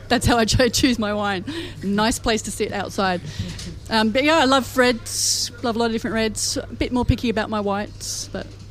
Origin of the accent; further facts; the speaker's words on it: Hornsby, New South Wales, Australia; I grew up in Hornsby, so we're kind of like out in the northern burbs